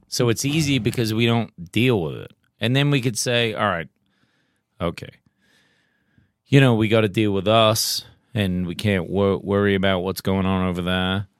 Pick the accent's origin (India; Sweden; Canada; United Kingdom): United Kingdom; England; now in United States; We grew up in England